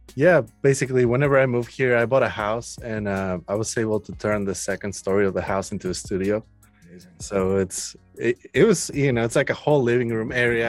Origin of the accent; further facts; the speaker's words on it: Mexico City, Mexico; now in Austin, United States; I'm from Mexico City. Um, I live in Austin, Texas now